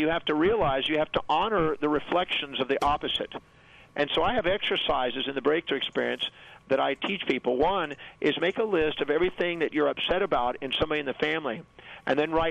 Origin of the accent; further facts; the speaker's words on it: United States; I was born on Thanksgiving Day in America.